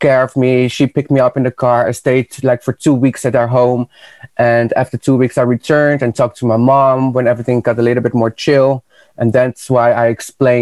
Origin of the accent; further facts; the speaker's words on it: Netherlands; also born or lived in Peru; Even though I moved from Peru away to Holland when I was four and a half years